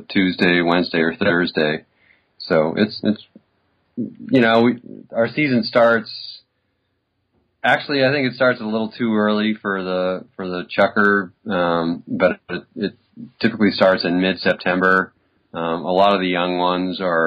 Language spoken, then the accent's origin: English; Southern California, United States; moved away as an adult; also born or lived in Bay Area, California / Boise, Idaho; now in Idaho, United States; I grew up in Southern California in a beach town